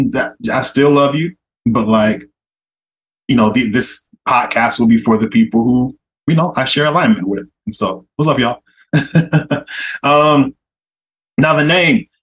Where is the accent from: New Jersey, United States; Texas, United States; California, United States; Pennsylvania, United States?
California, United States; Oakland; moved away as an adult; also born or lived in San Diego / Miami, Florida / Boston; now in Philadelphia, United States; born and raised in East Oakland, California, shout out Bay Area